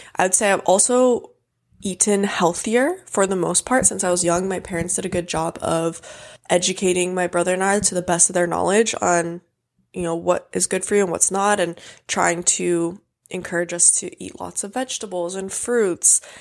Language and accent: English; Hawaii, United States; I grew up in Hawaii, so I grew up in a bathing suit.